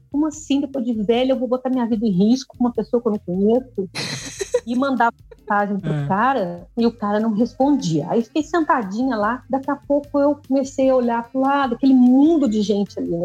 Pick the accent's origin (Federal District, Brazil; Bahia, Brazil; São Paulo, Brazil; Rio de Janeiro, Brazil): Rio de Janeiro, Brazil; Resende; moro aqui em Resende, nascido e criado em Resende